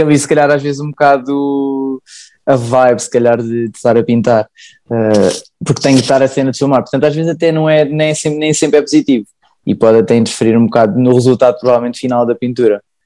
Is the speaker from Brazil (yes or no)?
no; Sintra, Lisbon, Portugal; sou de Sintra